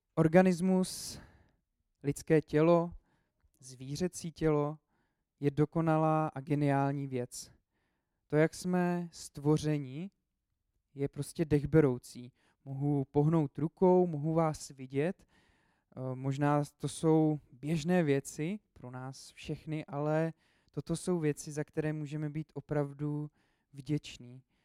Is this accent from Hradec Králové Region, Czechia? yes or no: no; Česká Lípa, Liberec Region, Czechia; now in Brno, Czech Republic; Já jsem původně z České Lípy, eh, a do Brna jsem se dostal kvůli škole. Potom jsem tam zůstal.